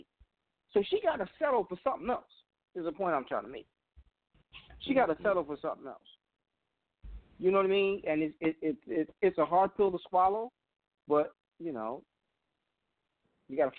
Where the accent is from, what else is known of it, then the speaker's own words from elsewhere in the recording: New York, United States; now in Washington, D.C., United States; being from New York